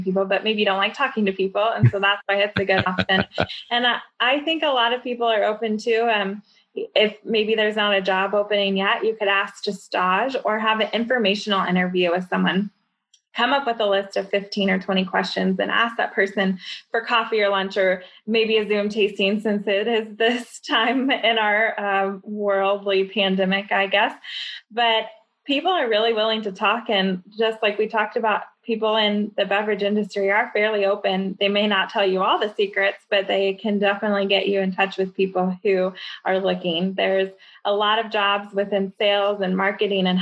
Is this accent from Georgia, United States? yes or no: no; Louisville, Kentucky, United States; moved away as an adult; I came to an influencer event in Louisville, Kentucky last summer, which is my hometown